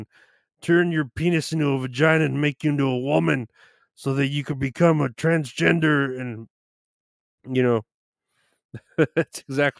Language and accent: English; Chicago, Illinois, United States; I grew up in Chicago, really went to shit since the peaceful protests.